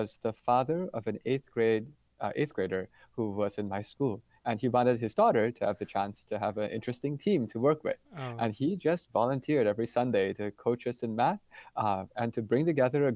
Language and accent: English; Madison, Wisconsin, United States; I was born in the United States, and I grew up in Madison, Wisconsin.